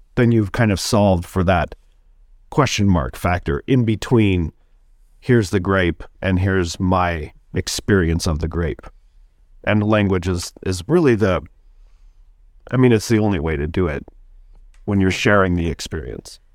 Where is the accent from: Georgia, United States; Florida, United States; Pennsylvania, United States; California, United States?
California, United States; Sacramento; also born or lived in Bloomington, Indiana; now in Milwaukee, United States; I'm originally from California. I'll just say that real quick. Sacramento